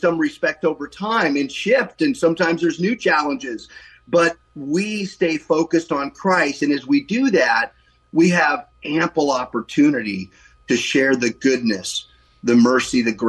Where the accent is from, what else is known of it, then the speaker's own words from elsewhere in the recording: Novato, California, United States; also born or lived in San Francisco / South San Francisco / Italy; I helped move our family up to Novato when I was 2 years old back in 1961, and have spent the rest of my life mainly in Novato, believe it or not, growing up here